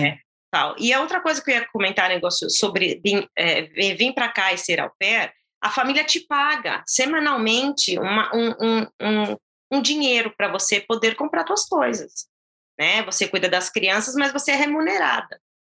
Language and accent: Portuguese; São Caetano do Sul, São Paulo, Brazil; moved away as an adult; now in United States; Eu nasci na capital de São Paulo, mas eu, eu cresci, na verdade, em São Caetano do Sul.